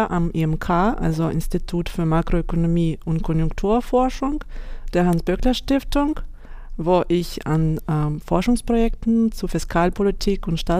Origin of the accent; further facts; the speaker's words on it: Vladivostok, Primorsky Krai, Russia; German is a second language; moved away as an adult; now in Germany; Ich habe schon in meiner Heimat in Wladivostok im Fernosten Russland studiert und dann gearbeitet. Und nach Deutschland kam ich 2012.